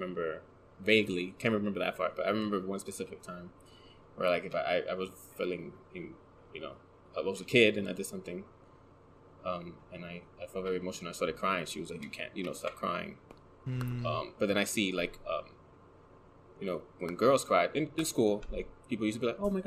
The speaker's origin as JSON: {"language": "English", "town": "New York City", "region": "New York", "country": "United States", "tie": "born or raised there", "said": "in the Bronx"}